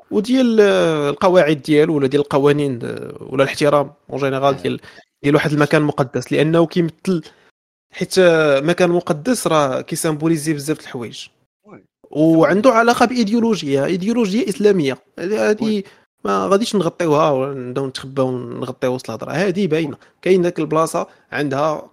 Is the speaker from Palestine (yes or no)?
no; Morocco; ولكن هادشي راه ما كاينش عندنا في المغرب باش نكونوا واضحين